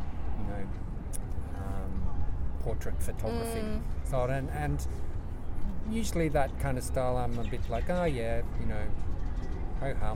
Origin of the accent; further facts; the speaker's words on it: Adelaide, South Australia, Australia; also born or lived in Melbourne; now in Sydney, Australia; I'm originally from Adelaide, but now based in Sydney, temporarily living in Melbourne.